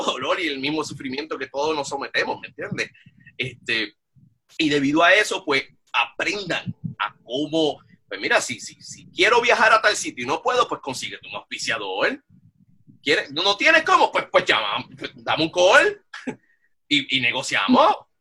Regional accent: Bayamón, Puerto Rico; moved away; yo soy original de Bayamón

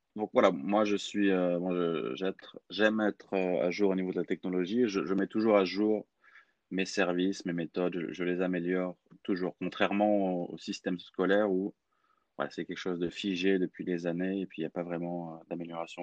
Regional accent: Clermont-Ferrand, Auvergne-Rhône-Alpes, France; moved away as an adult; also born or lived in Lyon; je suis français, j'ai grandi dans une ville qui s'appelle Clermont-Ferrand, dans la région Auvergne-Rhône-Alpes

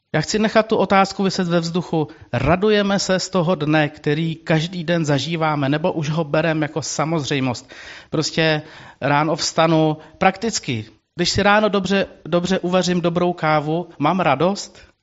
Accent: Czechia; jako český národ, jako Češi

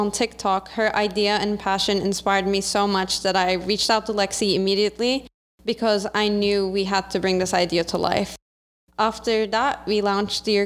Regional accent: Turkey; I'm a Turkish entrepreneur and creative.

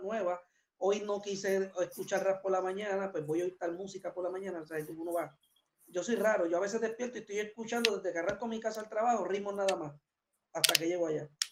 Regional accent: Puerto Rico; nosotros somos de Puerto Rico, de allá, de verdad, no soy de aquí.

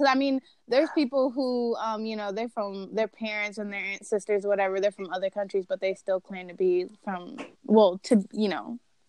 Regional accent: New York, United States; I'm not from Puerto Rico, but I consider myself Puerto Rican, even though I was born in New York, along with my mother, who was born in New York. My father was born in Puerto Rico, along with my grandparents, but I still claim Puerto Rican.

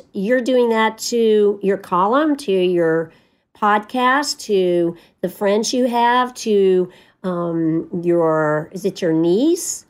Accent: Tennessee, United States; moved away; I'm from Tennessee

